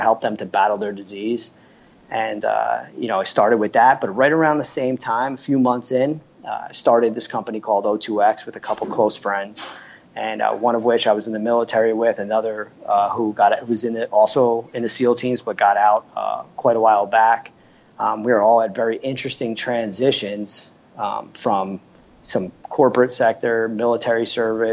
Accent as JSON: {"language": "English", "region": "New Jersey", "country": "United States", "tie": "born or raised there", "said": "I grew up in New Jersey"}